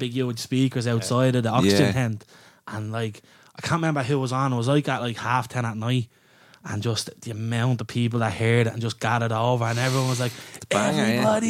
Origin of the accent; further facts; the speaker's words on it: Dublin, Leinster, Ireland; I'm from Ringsend myself